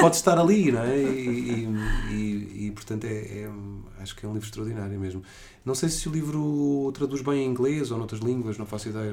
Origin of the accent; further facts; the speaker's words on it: Portugal; eu sou português